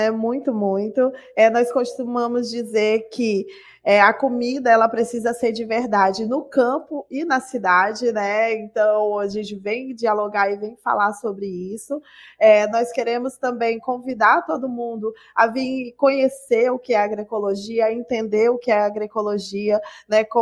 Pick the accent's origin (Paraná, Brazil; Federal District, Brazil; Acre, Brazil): Acre, Brazil; estou aqui no Rio de Janeiro há alguns dias, mas eu sou do Acre, do estado do Acre, sul amazônida